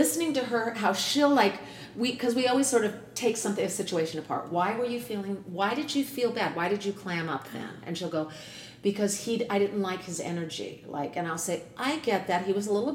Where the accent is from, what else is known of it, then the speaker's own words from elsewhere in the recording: San Diego, California, United States; moved away as an adult; now in New York, United States; I'm from California. And what part? I grew up in San Diego